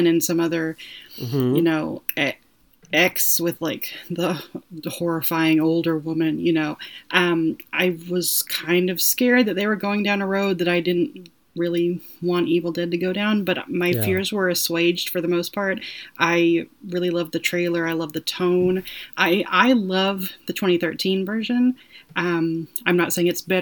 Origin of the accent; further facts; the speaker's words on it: the South, United States; accent: drawl; I'm a Southerner.